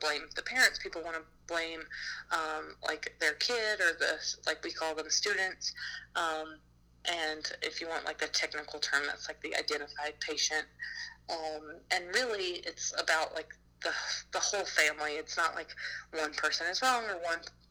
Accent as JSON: {"language": "English", "region": "Alabama", "country": "United States", "said": "I'm from Alabama."}